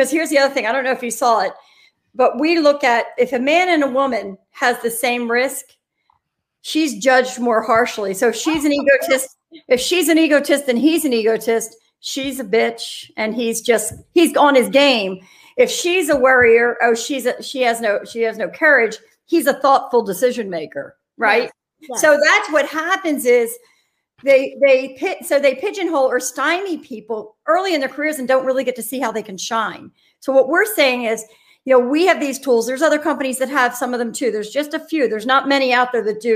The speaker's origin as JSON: {"language": "English", "town": "Philadelphia", "region": "Pennsylvania", "country": "United States", "said": "I'm from Philadelphia"}